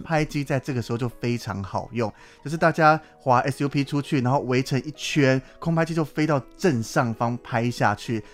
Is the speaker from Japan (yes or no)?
no; Taiwan; 连我自己身为台湾人